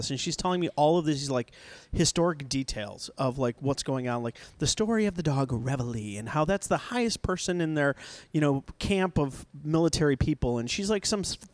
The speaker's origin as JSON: {"language": "English", "region": "Nebraska", "country": "United States", "moved": "as an adult", "lives_now": "Texas, United States", "said": "I came from Nebraska. I went to college in Nebraska."}